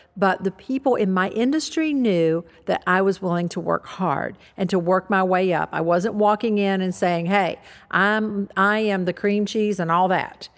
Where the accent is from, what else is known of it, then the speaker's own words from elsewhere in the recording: the South, United States; I grew up in the South